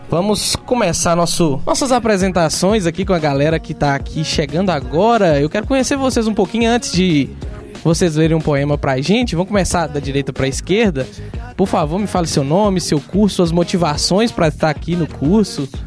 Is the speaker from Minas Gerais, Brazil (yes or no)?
yes; Minas Gerais, Brazil; Mas você falou Vale do Jequitinhonha, eu também sou de lá.